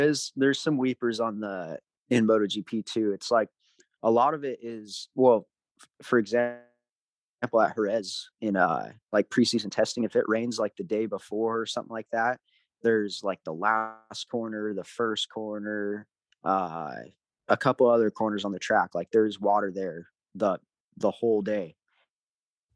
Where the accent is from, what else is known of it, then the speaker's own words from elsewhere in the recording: United States; It's tough being an American over there. You know, you got to live away from home.